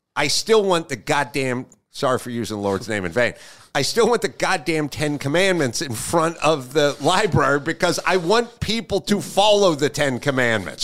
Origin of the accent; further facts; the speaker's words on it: Los Angeles, California, United States; I grew up in Los Angeles and a very sort of hippie mom